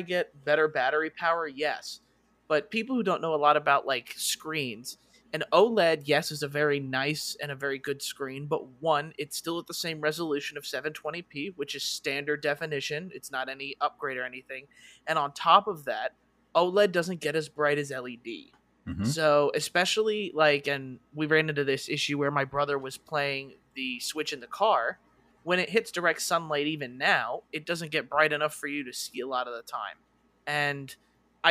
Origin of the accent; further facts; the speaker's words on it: Costa Rica; now in United States; I'm from Costa Rica, so I was visiting family